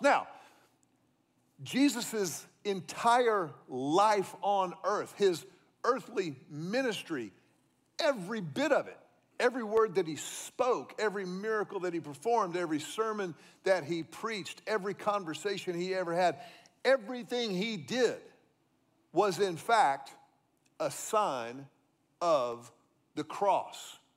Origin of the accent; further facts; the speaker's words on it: Houston, Texas, United States; also born or lived in Austin, Texas; my being from Houston